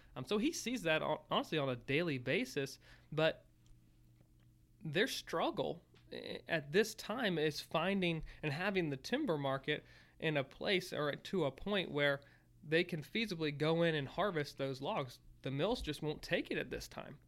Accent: Virginia, United States; growing up in Virginia

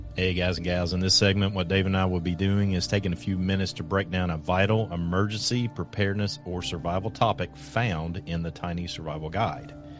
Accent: Kentucky, United States; I'm from Kentucky, so there's not a whole considerable amount of wealth here.

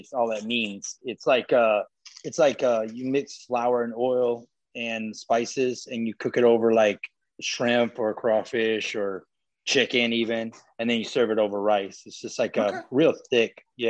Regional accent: Cut Off, Louisiana, United States; moved away; also born or lived in North Carolina; I'm originally from Cut Off, Louisiana, which is in La Rose. Like it's an hour south of New Orleans.

